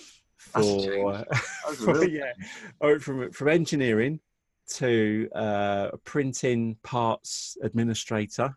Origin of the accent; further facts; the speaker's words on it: Watford, East of England, United Kingdom; also born or lived in Southall, London; we moved out and we moved to Watford when I was 10